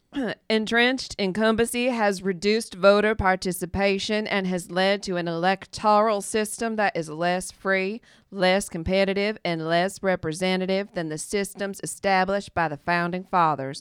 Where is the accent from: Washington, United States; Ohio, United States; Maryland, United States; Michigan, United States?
Ohio, United States; Toledo; born or raised there